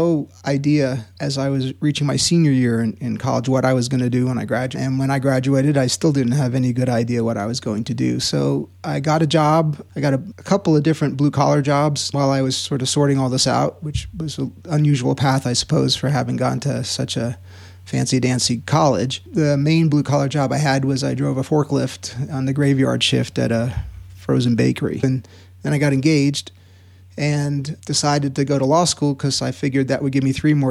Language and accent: English; Queens, New York, United States; also born or lived in Long Island / New Haven, Connecticut; Born in Queens, and we lived in Queens and then Long Island, and then high school was in New Haven, Connecticut.